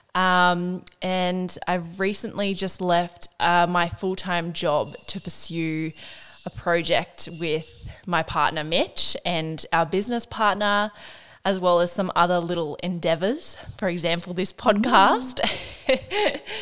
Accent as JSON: {"language": "English", "town": "Burringbar", "region": "New South Wales", "country": "Australia", "tie": "born or raised there", "also_born_or_lived": "Ocean Shores", "said": "I lived there from when I was like born to I was five. And then I moved to Burringbar"}